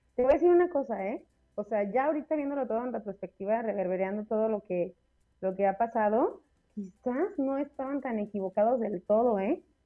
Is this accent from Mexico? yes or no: yes; Mexico; salseo mexicano, o sea, somos latinos, hace calor, nos encanta el chupe